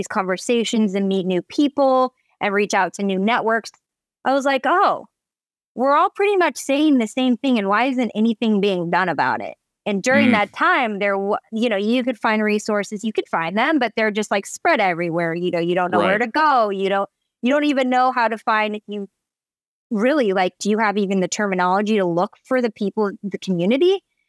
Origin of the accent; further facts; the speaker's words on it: Eugene, Oregon, United States; And I grew up in Eugene, Oregon, which is very small and very white. Oregon's very white.